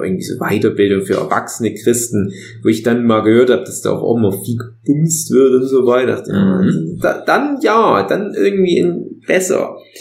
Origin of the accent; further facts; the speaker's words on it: East Germany, Germany; bei uns im Osten Jugendweihe